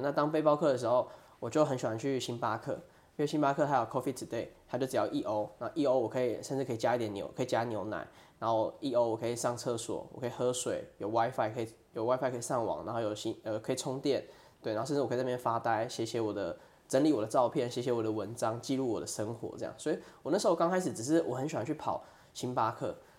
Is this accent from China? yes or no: no; Toufen, Miaoli County, Taiwan; also born or lived in Tianmu, Taipei; 之前是在台北担任工程师的部分。嗯，对，其实我小时候是在台北天母出生的，然后哦。对，爸爸妈妈以前也是在台北工作，对啊，那现在就是我的家人叔叔啊、姑姑甚至阿婆还下面也是住在台北。那我之前是，呃，会回来，头份算是我们的老家哦，对，然后我大概是在小学的时候，就是在，在从小时候就回来头份这样子